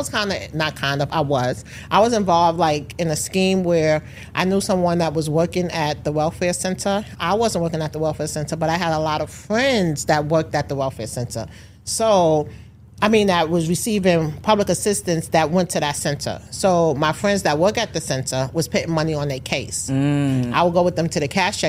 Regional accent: New York, United States; a young parent growing up in New York.

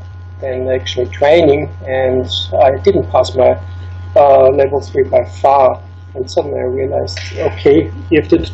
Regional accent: Schwechat, Lower Austria, Austria; moved away; I actually wasn't born in a ski town. I was born in a small town close to Vienna, which is called Schwechat, which is really close to the airport, so a quite industrial city, you can say.

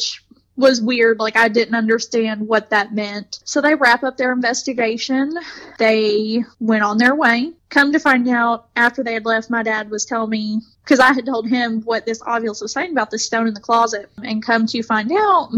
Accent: Elizabethtown, Kentucky, United States; my hometown

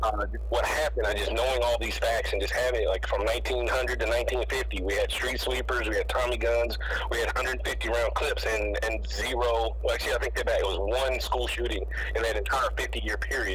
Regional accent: Texas, United States; I grew up in Texas, where I remember we were able to drive on campus at 18 and up

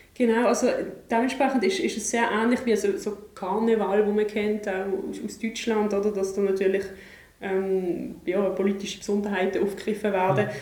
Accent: Basel, Basel-Stadt, Switzerland; mir als Basler

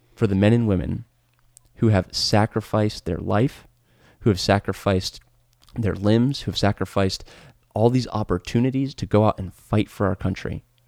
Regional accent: United States; my identity as an American right. is synonymous with my identity as a Christian

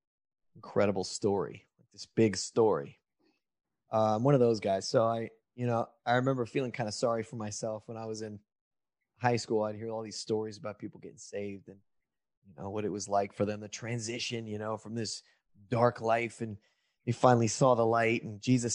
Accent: Lodi, California, United States; also born or lived in Los Angeles, California; I grew up in that town and left and moved to LA to make it big when I was about 18, 19

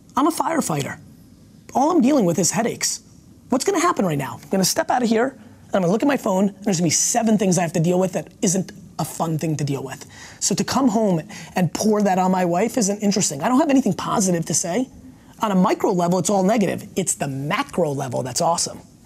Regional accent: Edison, New Jersey, United States; first language Russian; English is a second language; also born or lived in Belarus / Queens, New York / Dover, New Jersey / Springfield, New Jersey; When I came to America, in, in Queens and in Dover, I couldn't speak English. Uh, Dover, New Jersey

